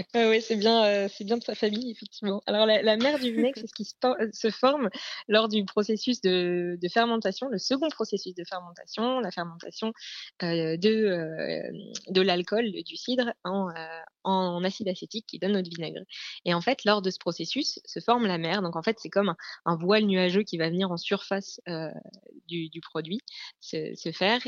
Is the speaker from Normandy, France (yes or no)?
yes; Normandy, France; je suis normande